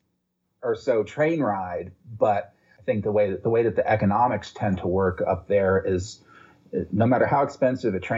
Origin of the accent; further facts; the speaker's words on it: Chicago, Illinois, United States; now in Cincinnati, United States; I'm originally from Chicago